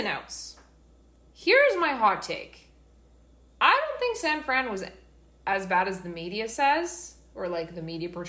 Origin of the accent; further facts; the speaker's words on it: Vancouver, British Columbia, Canada; we're from Vancouver